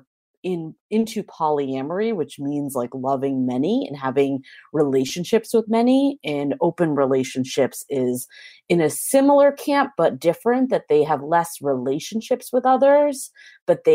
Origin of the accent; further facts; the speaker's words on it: East Coast, United States; moved away as an adult; now in San Francisco, United States; So I'm originally from the East Coast, so I have that background.